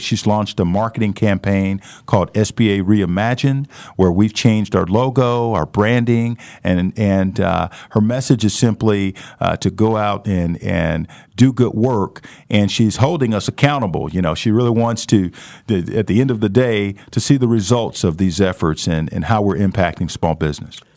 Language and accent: English; St. Louis, Missouri, United States; now in Wichita, United States; I grew up in St. Louis